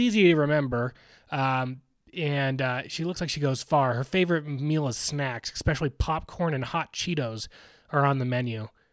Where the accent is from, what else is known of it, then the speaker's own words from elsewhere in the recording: Newport Beach, California, United States; my hometown, Newport Beach